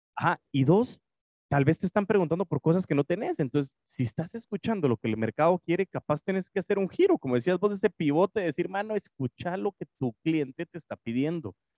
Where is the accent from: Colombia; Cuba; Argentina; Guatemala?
Guatemala; nacimos en Guate